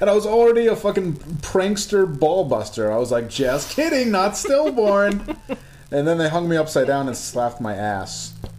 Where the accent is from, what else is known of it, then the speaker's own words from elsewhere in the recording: Glens Falls, New York, United States; I was born in Glens Falls Hospital